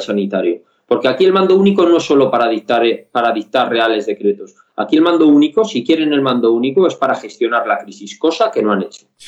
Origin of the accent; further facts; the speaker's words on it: Castile and León, Spain; En Castilla y León, de donde soy yo